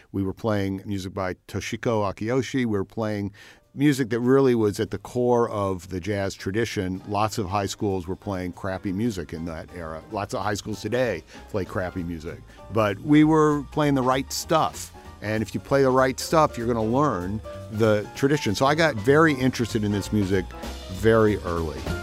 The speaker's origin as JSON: {"language": "English", "town": "Bloomington", "region": "Indiana", "country": "United States", "tie": "born or raised there", "also_born_or_lived": "Detroit", "moved": "as an adult", "said": "to have grown up here"}